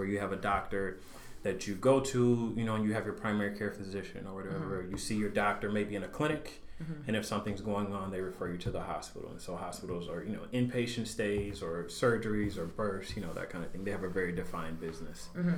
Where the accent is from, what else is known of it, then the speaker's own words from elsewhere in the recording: Mississippi, United States; moved away as an adult; now in Waukegan, United States; I grew up in Mississippi, went to undergrad there. And so I've been in Waukegan now for two years.